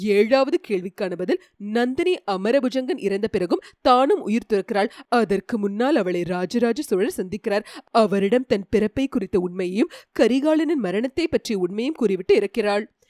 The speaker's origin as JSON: {"language": "Tamil", "town": "Chennai", "region": "Tamil Nadu", "country": "India", "tie": "born or raised there", "also_born_or_lived": "Karur", "first_language": "Tamil", "said": "நான் வளர்ந்தது படித்தது எல்லாமே சென்னை தான் ஆனால் என்னுடைய சொந்த ஊர் பார்த்தீங்கன்னா கரூர் கிட்ட வந்து ஒரு கிராமம்"}